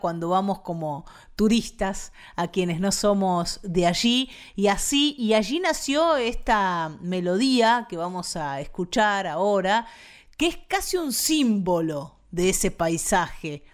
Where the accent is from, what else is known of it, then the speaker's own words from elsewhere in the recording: Buenos Aires Province, Argentina; venimos de la provincia de Buenos Aires, para las y los bonaerenses